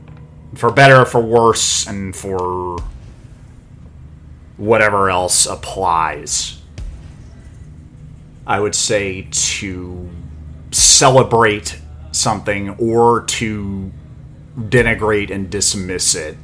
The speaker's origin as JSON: {"language": "English", "region": "North Carolina", "country": "United States", "also_born_or_lived": "Santa Monica Bay area, California", "moved": "yes", "said": "I am a hick from North Carolina"}